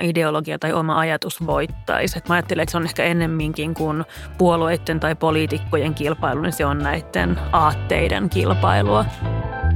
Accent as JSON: {"language": "Finnish", "town": "Lahti", "region": "Päijät-Häme", "country": "Finland", "tie": "born or raised there", "said": "Mä olen kotoisin Lahdesta ja siellä perusoletus oli, että kaikki hiihtää"}